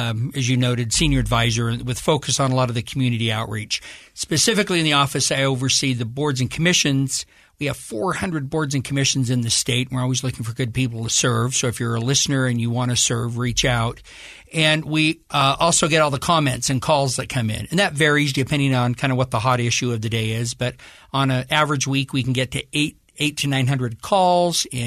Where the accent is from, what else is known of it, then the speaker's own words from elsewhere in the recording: Ferron, Utah, United States; also born or lived in Provo, Utah; I grew up in Farron, Utah. Yes. I am totally proud of my wonderful hometown of Farron